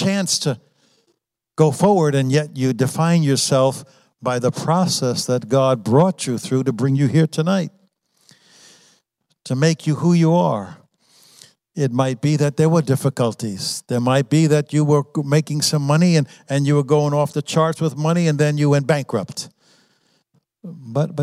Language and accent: English; New York, United States; I was raised in New York. I was raised in a Christian family. I was raised in New York